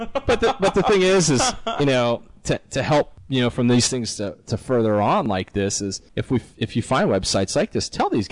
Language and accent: English; Canada; it might be because I'm younger than you guys, and I'm idealistic and I'm Canadian, and there you go.